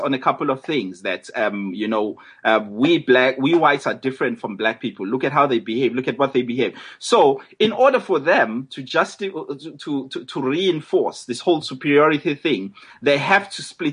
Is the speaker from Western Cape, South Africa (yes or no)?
no; Durban, KwaZulu-Natal, South Africa; moved away as an adult; now in London, United Kingdom; I'm a South African. I'm from Durban. I'm a Zulu.